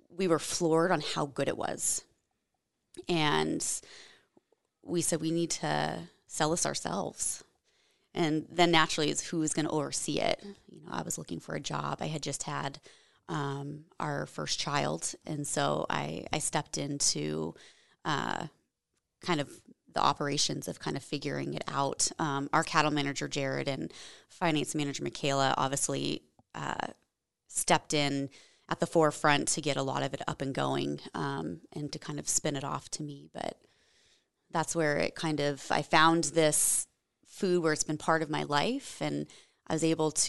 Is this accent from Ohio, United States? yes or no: no; Washington, United States; also born or lived in Germany; So I'm from the Washington State area. I guess it, I claim it as home. Um, my dad was Air Force, so we moved around, lived overseas for a few years in Germany uh, when I was, was when I was younger.